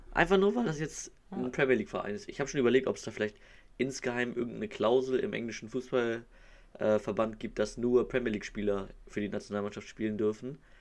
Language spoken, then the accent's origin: German; Hamburg, Germany; ich komme aus Hamburg, also bin Norddeutscher